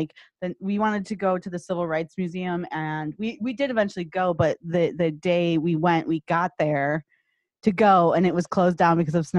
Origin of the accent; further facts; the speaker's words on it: Midwest, United States; I grew up in the Midwest.